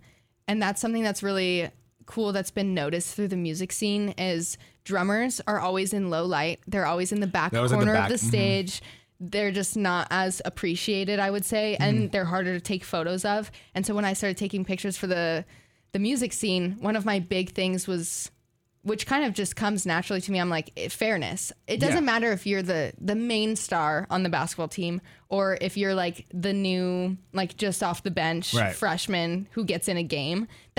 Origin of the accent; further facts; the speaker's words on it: California, United States; moved away as an adult; now in Corvallis, United States; I'm from California.